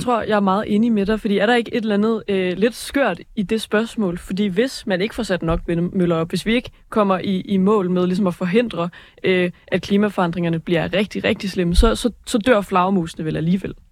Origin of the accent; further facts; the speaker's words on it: Aalborg, North Denmark Region, Denmark; moved away; var jeg hjemme i Aalborg, hvor min lillebror, han, øh, han går i 8. klasse